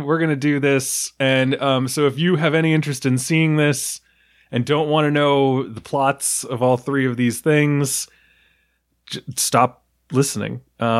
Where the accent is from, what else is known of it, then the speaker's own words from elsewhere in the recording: New York, United States; I'm from New York